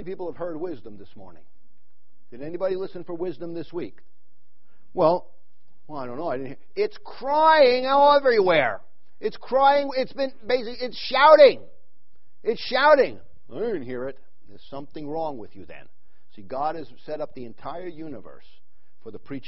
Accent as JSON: {"language": "English", "region": "New York", "country": "United States", "tie": "born or raised there", "moved": "yes", "lives_now": "Wickenburg, United States", "said": "I grew up in New York"}